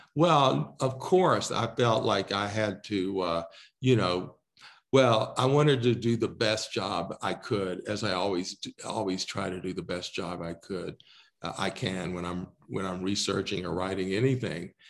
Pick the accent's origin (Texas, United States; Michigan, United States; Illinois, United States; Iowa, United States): Texas, United States; now in Colorado, United States; I grew up in Texas